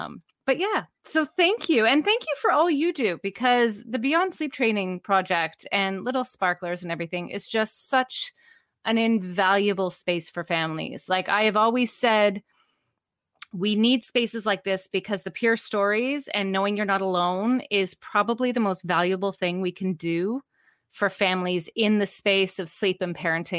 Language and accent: English; Canada; also born or lived in Vancouver, Canada / Ontario, Canada; I am Canadian.